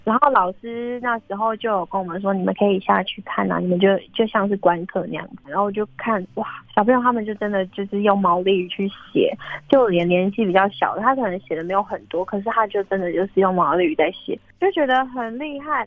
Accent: Pingtung County, Taiwan; also born or lived in Hualien County; now in Hualien, Taiwan; 我是屏东

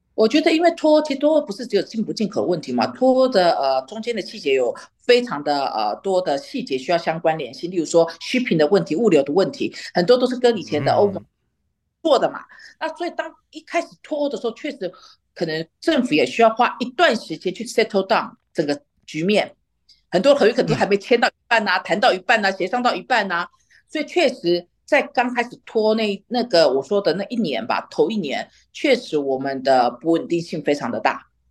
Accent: Taiwan; now in London, United Kingdom; 我这边生活了二十多年啊，我觉得英政治的那种狂热度绝对没有我们台湾人多

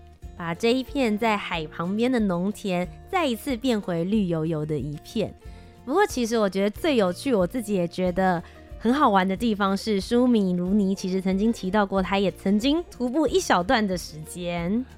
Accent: Kaohsiung, Taiwan; 我是高雄人

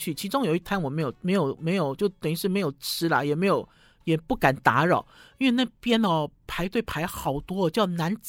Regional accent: Shandong, China; 听众朋友发现我有一点犹豫哦，因为我是山东人，我对于水饺的标准很高

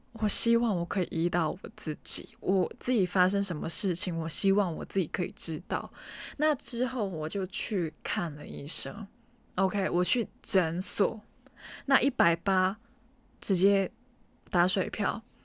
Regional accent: Hong Kong; 我身为一个香港人，其实，在本地旅游的经验不多

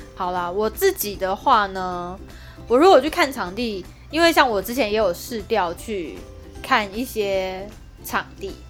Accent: Kaohsiung, Taiwan; 因为我是高雄人

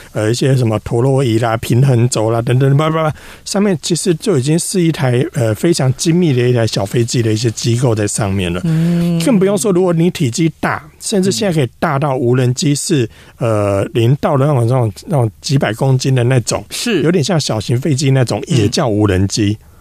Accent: Taiwan; 我们台湾这边

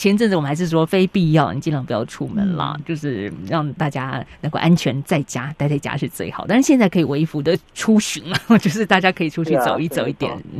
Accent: Taiwan; 在台湾我们倒不用

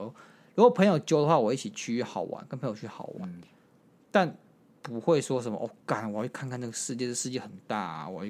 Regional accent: Taiwan; 为什么？我不是台湾，台湾就是我故乡啊。

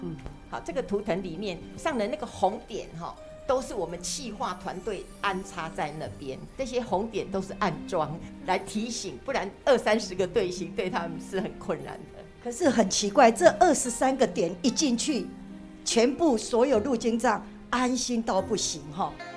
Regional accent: Taichung, Taiwan; 我来自于台中，九二一地震曾经离我很近

